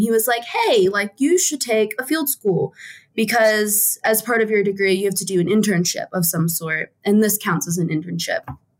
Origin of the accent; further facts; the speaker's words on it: East Coast, United States; also born or lived in West Virginia; Oh, no. Yeah, I am from the East Coast. It's kind of funny. I did a mini circle around the East Coast in terms of where I lived. So I was born in West Virginia.